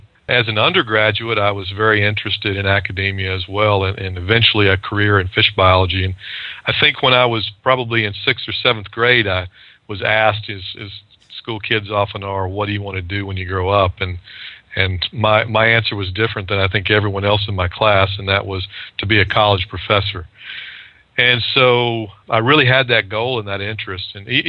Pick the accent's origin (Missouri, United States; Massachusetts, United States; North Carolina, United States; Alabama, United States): Alabama, United States; moved away; also born or lived in South Florida; I moved down to South Florida from my home state of Alabama and was working for an aquaculture firm working with food fish.